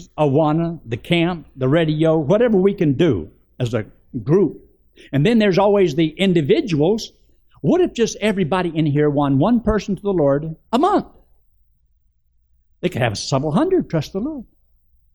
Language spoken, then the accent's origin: English; Georgia, United States; I was raised in Georgia, in the Flatwoods, and my daddy was a bootlegger